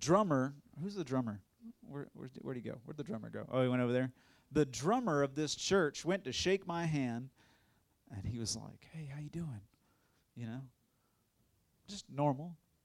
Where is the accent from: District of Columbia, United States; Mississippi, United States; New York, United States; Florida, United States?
Florida, United States; Tallahassee; I'm from Tallahassee originally, born and raised.